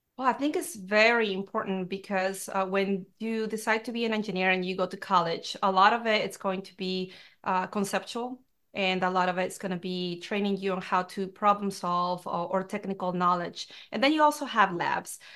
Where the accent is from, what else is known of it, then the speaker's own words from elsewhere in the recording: Peru; now in United States; I grew up in Peru, and it's a very traditional, um, country